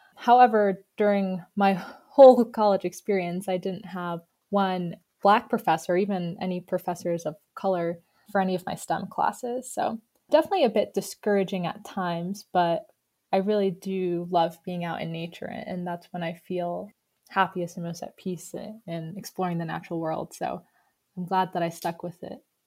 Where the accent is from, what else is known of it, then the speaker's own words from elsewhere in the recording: New York, United States; moved away as an adult; also born or lived in Boston / southwest Virginia; now in Virginia, United States; I'm actually originally from New York